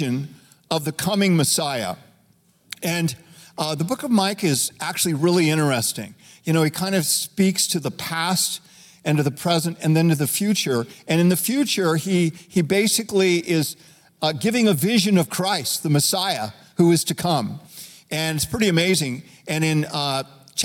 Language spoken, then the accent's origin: English; Reno, Nevada, United States; When I was 12 years old, growing up in Reno, Nevada